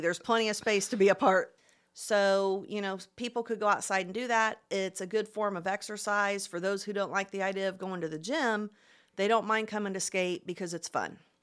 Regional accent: Plainfield, Indiana, United States; moved away as an adult; now in Muncie, United States; I actually grew up in Plainfield, which is about thirty minutes west of downtown Indy

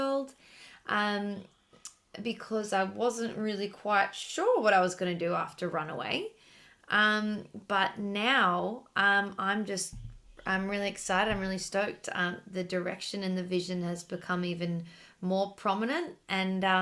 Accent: Sydney, New South Wales, Australia; moved away as an adult; now in Melbourne, Australia; I'm originally from Sydney

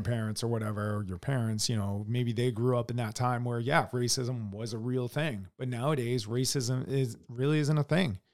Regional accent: United States

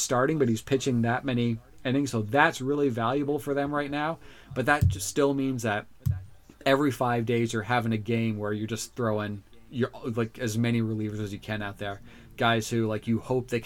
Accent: Orlando, Florida, United States; I'm from Orlando

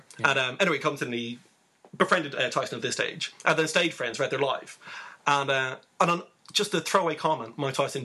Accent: Sligo, Connacht, Ireland; the good people of Sligo, my hometown

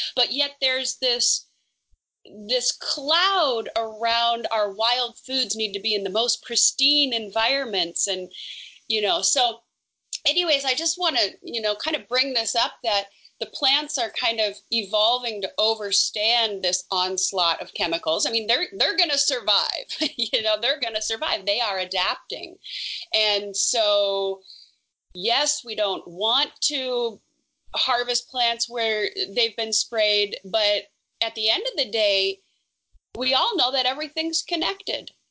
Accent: Smoky Hills, northern Minnesota, United States; moved away as an adult; I grew up in northern Minnesota, just south of the Canadian border, and very thickly forested. I come from the Smoky Hills

